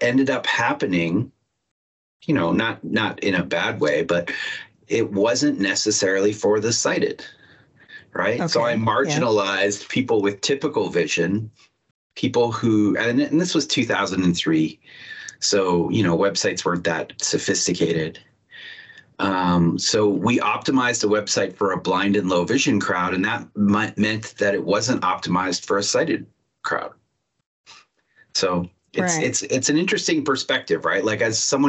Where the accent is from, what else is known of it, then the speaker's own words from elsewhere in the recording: Toronto, Ontario, Canada; now in Seattle, United States; I'm in Seattle, around the Seattle area right now, because I work at Microsoft, but I'm from Toronto, Canada.